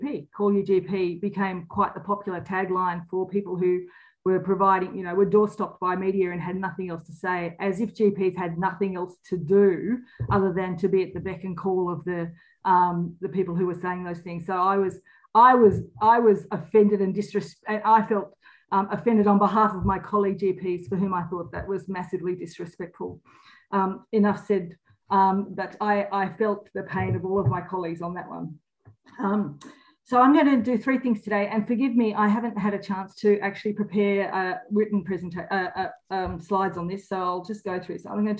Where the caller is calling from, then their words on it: Victoria, Australia; And I'm calling from Wadawurrung country today.